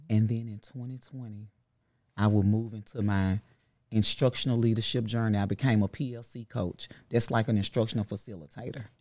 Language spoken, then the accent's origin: English; Memphis, Tennessee, United States; I am from South Memphis, Carver High School, class of ninety-five